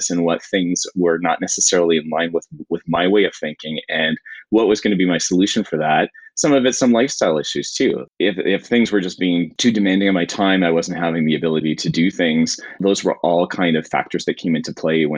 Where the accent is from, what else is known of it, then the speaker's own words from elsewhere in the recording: Niagara region, Ontario, Canada; now I still live here and work in the community where I grew up